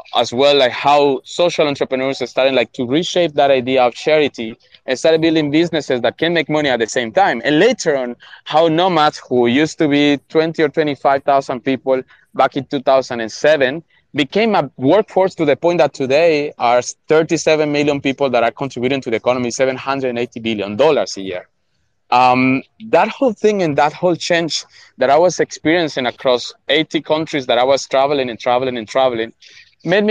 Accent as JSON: {"language": "English", "country": "Colombia", "tie": "born or raised there", "also_born_or_lived": "Venezuela", "said": "I'm Colombian, 300% Colombian, but I'm a 4 mixed race guy."}